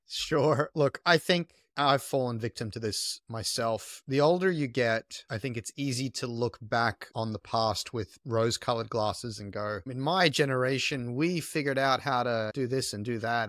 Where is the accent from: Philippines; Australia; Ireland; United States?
Australia; also born or lived in south of France; now in France; I was born in Australia. I was raised in Australia